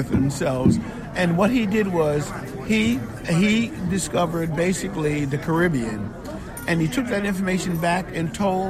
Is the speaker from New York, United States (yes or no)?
yes; New York City, New York, United States; I grew up outside of the African American community. I grew up in an Italian community up in the Bronx. And in that neighborhood in itself, there were immigrant women from World War II, and they would speak to me as a child in Italian.